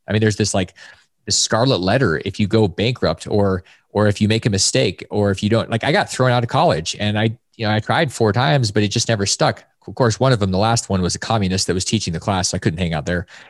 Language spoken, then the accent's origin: English; Alaska, United States; I grew up in Alaska